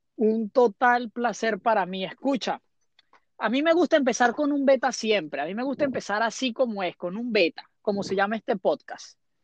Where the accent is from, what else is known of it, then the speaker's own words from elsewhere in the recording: Caracas, Capital District, Venezuela; en Caracas, de donde vengo yo